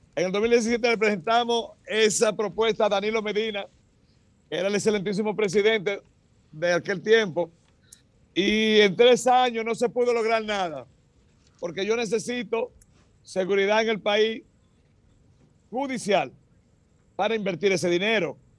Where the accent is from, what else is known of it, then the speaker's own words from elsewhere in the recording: Dominican Republic; Nosotros los dominicanos